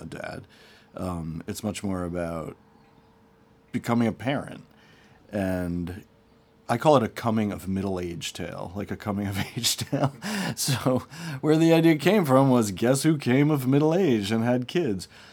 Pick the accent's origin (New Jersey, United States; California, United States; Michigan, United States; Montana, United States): New Jersey, United States; Short Hills; moved away as an adult; also born or lived in New York City / Brooklyn; I grew up in Short Hills, a town famous for a shopping mall.